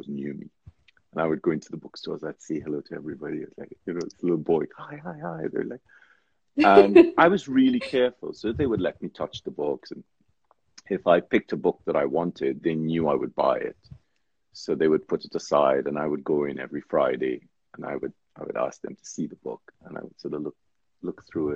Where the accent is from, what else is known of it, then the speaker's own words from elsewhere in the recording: Trinidad & Tobago; I grew up in Trinidad